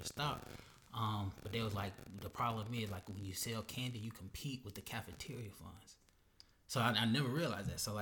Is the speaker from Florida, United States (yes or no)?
yes; Florida, United States; also born or lived in Atlanta, Georgia; I'm from Atlanta originally, but yeah. I grew up in Florida